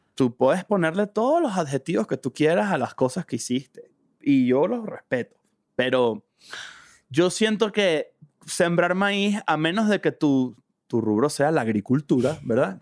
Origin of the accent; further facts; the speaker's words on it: Venezuela; moved away as an adult; now in Mexico; todos los que nos estamos adaptando a los distintos países que emigramos de Venezuela